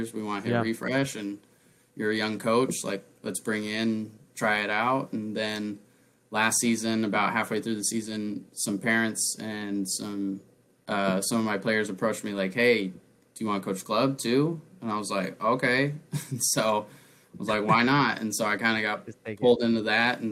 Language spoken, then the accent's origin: English; La Grande, Oregon, United States; moved away as an adult; now in Phoenix area, United States; growing up in LeGrand